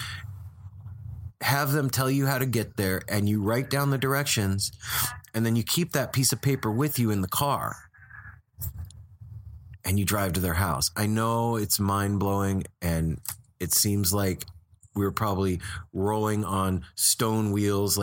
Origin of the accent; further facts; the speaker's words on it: Las Vegas, Nevada, United States; moved away as an adult; also born or lived in California; now in Portland, United States; it's where I grew up. It's my hometown.